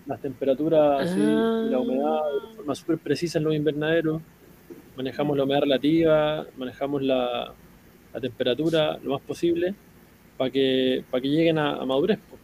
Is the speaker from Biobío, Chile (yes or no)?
no; Viña del Mar, Valparaíso, Chile; moved away as an adult; also born or lived in Aysén, Chile; now in Puerto Guadal, Chile; yo soy de Viña del Mar, eh, originalmente de allá de Viña